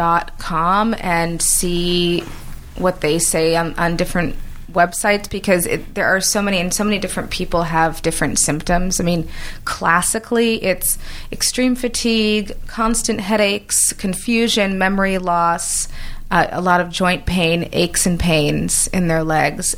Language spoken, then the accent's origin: English; New York, United States; moved away as an adult; now in Los Angeles, United States; I was born and raised in New York, worked in New York all my life, went to school